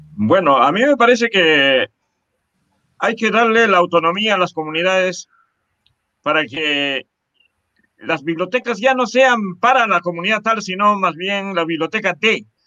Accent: Chupaca, Junín, Peru; toda nuestra formación básica eh, y, superior la hicimos en nuestra tierra, en eh, Chupaca

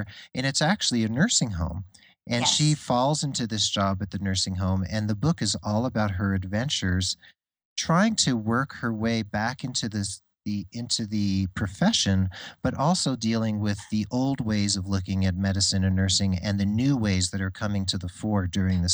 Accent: New Jersey, United States; I grew up in New Jersey

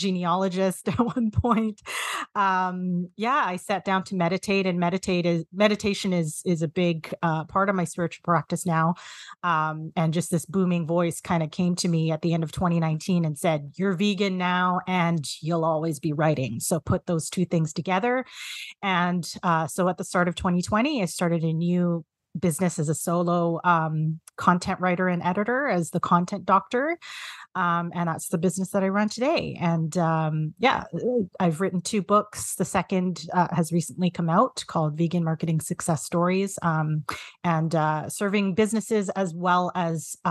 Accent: Canada; identify as a Filipina Canadian

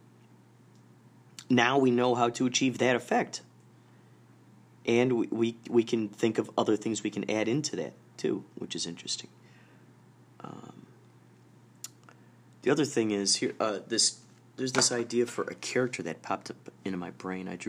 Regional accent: Carol Stream, Illinois, United States; moved away; I grew up in Carroll Stream, Illinois.

